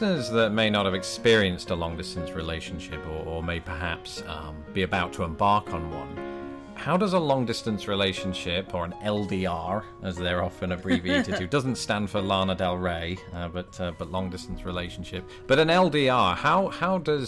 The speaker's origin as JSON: {"language": "English", "country": "United Kingdom", "said": "I'm British"}